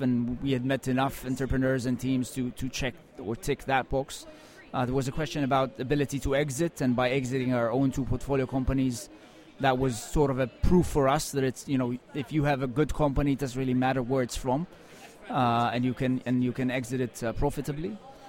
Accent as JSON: {"language": "English", "town": "Tel Aviv", "region": "Tel Aviv District", "country": "Israel", "tie": "born or raised there", "said": "I grew up in Tel Aviv in Israel, and this is where I spent, my first just under 30 years of life."}